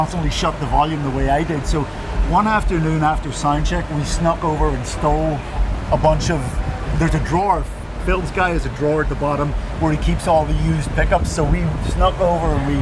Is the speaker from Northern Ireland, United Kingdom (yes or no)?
yes; County Antrim, Northern Ireland, United Kingdom; I was born and raised in County Antrim in Northern Ireland